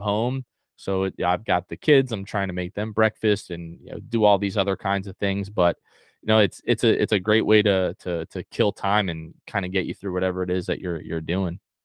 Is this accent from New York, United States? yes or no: no; north of Tampa, Florida, United States; also born or lived in New Jersey / North Carolina; they moved here to Florida, uh, we've been, um, in, like, the, like, a little bit north of Tampa for the last, uh, like, twenty-six years